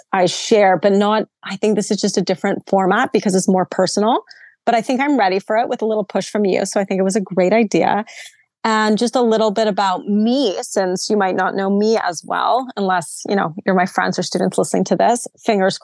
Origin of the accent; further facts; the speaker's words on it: Vancouver, British Columbia, Canada; moved away; I'm from Vancouver, very kind of hippie